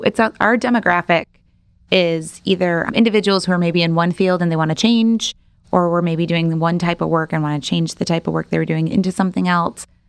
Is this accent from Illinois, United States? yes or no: yes; Rolling Meadows, Illinois, United States; moved away as an adult; also born or lived in DeKalb, Illinois; now in Rockford, United States; I am actually from Rolling Meadows. So, Arlington Park Racetrack was basically my backyard